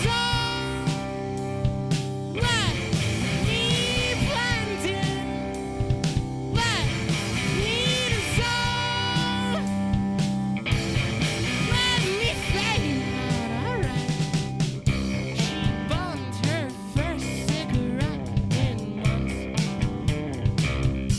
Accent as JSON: {"language": "English", "town": "Seattle", "region": "Washington", "country": "United States", "said": "We're from Seattle, which is real close to the water"}